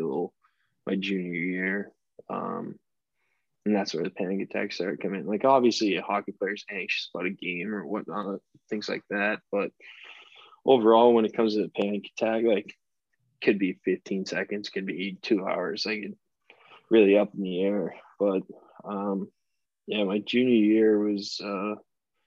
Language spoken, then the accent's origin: English; Boston, Massachusetts, United States; now in Birmingham, United States; I'm from Boston